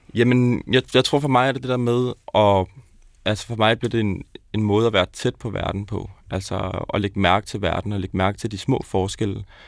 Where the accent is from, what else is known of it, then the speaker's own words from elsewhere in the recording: South Zealand, Denmark; Jeg er vokset op nede på Sydsjælland